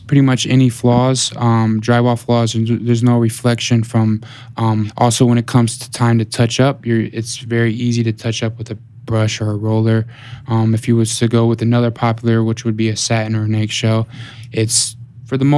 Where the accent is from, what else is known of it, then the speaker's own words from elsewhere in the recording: Fort Wayne, Indiana, United States; I was born and raised in Fort Wayne, Indiana.